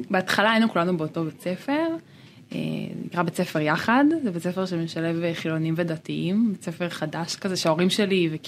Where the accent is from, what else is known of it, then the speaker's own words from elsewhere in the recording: Modi'in, Central District, Israel; אה, כן, אני הייתי ילדה הראשונה של מודיעין.